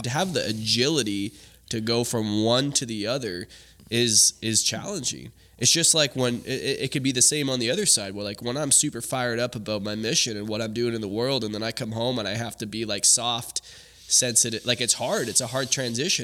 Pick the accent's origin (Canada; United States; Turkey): Canada; growing up in Canada